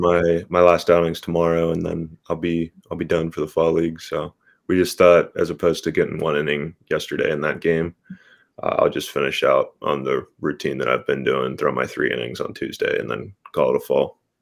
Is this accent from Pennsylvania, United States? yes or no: yes; Pittsburgh, Pennsylvania, United States; I was born born in Pittsburgh. We moved a little further south, but still in the Pittsburgh area uh, for my whole childhood. So Pittsburgh's home.